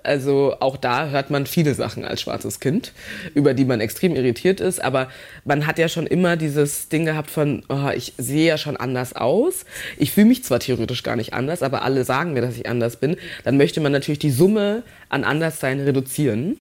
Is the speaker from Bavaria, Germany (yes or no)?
yes; Munich, Bavaria, Germany; Geboren in München Passing und dann steht da bei Staatsangehörigkeit nichts